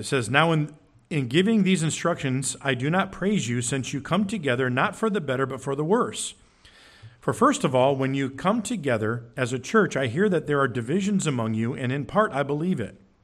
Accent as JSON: {"language": "English", "town": "Curtis", "country": "United States", "tie": "born or raised there", "also_born_or_lived": "Oregon / Genoa", "said": "When I was growing up, we moved from Oregon to Curtis. I went to Genoa."}